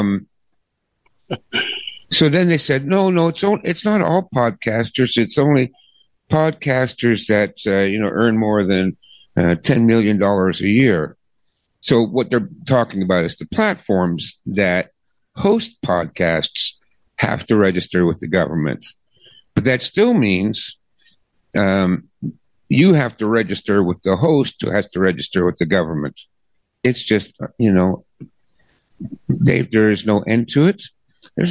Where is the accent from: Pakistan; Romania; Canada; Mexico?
Canada; I'm a Canadian